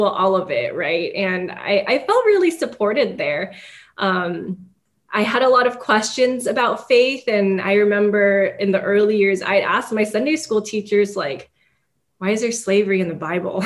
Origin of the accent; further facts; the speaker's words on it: San Gabriel Valley, Los Angeles area, California, United States; moved away as an adult; originally I'm from Los Angeles area, from San Gabriel Valley, which people who are familiar with that area know that it is an ethnic enclave with predominantly Asian and a handful of Latinx immigrants. You can get away with living in San Gabriel Valley and probably never learning English, which is one of the greatest things about it. And so I grew up around a lot of people who looked like me